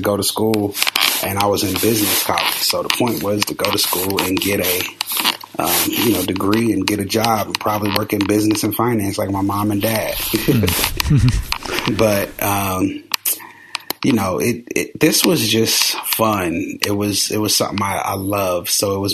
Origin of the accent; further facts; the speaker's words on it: Columbus, United States; I'm from Columbus. So there was a little record store in our neighborhood called Roberts Records.